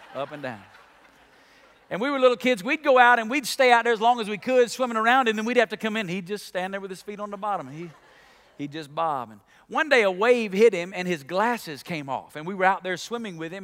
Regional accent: Alabama, United States; I grew up in Alabama

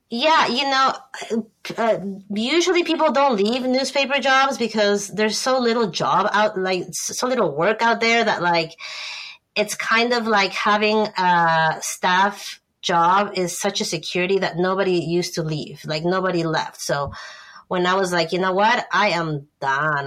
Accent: Ecuador; moved away as an adult; also born or lived in Bay Area, California, United States; now in United States; I grew up in Ecuador, but I came up to the U.S. for college because my sister lived in the in the Bay Area

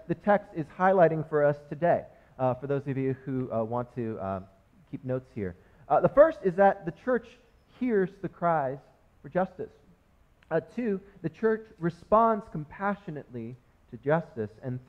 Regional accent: United States; first language English; I was born in America and was raised and just only speak English

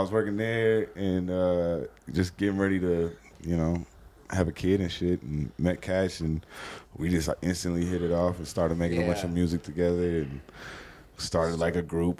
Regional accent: Austin, Texas, United States; moved away as an adult; also born or lived in Oregon; now in Denver, United States; I'm from Oregon originally, but I grew up in Austin, Texas. So I lived there for like the majority of my life, through middle school up until adulthood. And then I moved here like, damn, almost 9 years ago now.

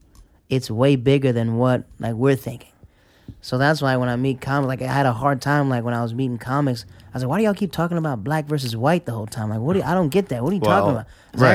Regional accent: the south, Netherlands; I was from Caniberglan. They were shut down.

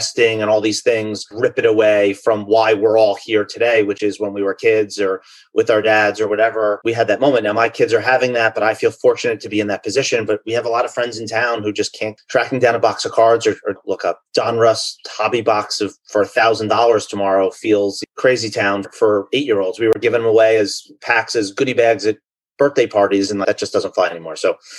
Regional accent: United States; also born or lived in London; I grew up in the New York, New Jersey area.

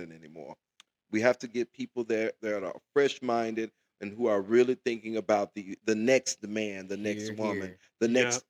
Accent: Memphis, Tennessee, United States; moved away; I'm from Memphis, Tennessee, originally

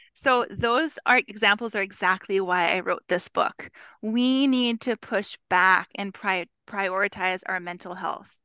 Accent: Winnipeg, Manitoba, Canada; I am from Winnipeg, Manitoba, Canada, both Canadian

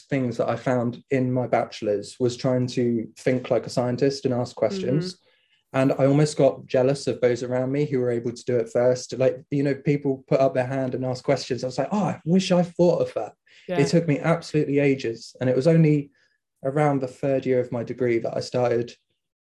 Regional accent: Southampton, South East England, United Kingdom; moved away as an adult; also born or lived in Plymouth; now in Aberdeen, United Kingdom; I grew up in Southampton

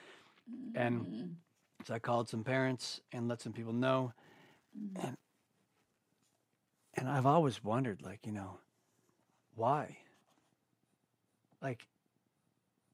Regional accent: Ithaca and Auburn, New York, United States; also born or lived in West Coast; I was born on the West Coast. I was raised in the East, you know, and I was like 10 years old. We moved from Ithaca, New York, where I live now, which is a progressive community. Mm-hmm. We moved to a conservative blue-collar town called Auburn, New York

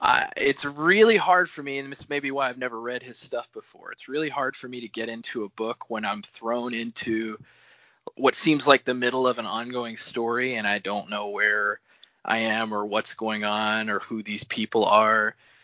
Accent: Texas, United States; I am 30 and I am from Texas

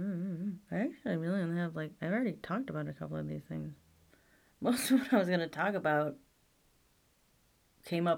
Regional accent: United States; I'm an American.

